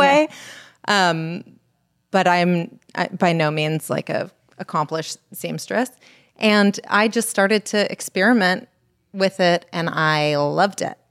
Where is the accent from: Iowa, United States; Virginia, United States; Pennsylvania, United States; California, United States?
California, United States; Los Angeles; also born or lived in Berkeley; I grew up in Los Angeles